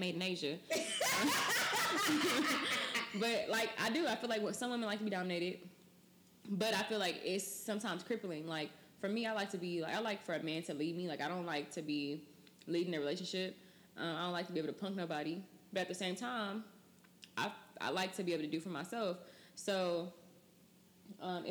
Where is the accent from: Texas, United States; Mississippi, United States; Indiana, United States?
Texas, United States; moved away as an adult; also born or lived in Ohio; I'm from Texas